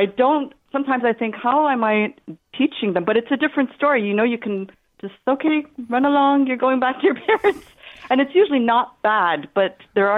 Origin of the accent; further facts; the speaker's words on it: Canada; accent: Canadian; my Canadian accent